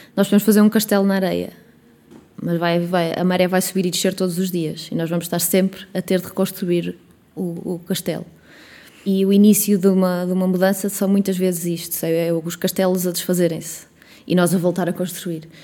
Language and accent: Portuguese; Coimbra, Centro, Portugal; now in Porto, Portugal; eu não sou de cá, não sou do Porto, eu sou de Coimbra, mas eh, considero o Porto a minha terra.